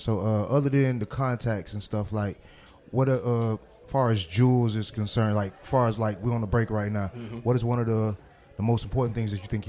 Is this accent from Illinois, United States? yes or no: no; Miami, Florida, United States; I'm from Miami.